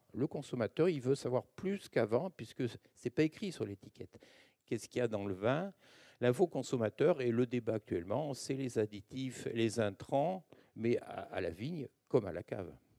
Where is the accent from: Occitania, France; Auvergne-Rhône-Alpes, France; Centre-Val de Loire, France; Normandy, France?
Occitania, France; Languedoc-Roussillon; also born or lived in Narbonne; now in Bordeaux, France; je viens du Languedoc-Roussillon